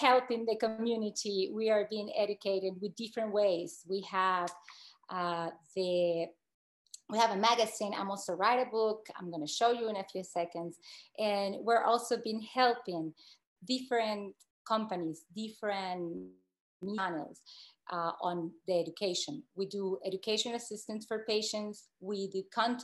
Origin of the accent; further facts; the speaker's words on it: Venezuela; English is a second language; now in United States; I'm from Venezuela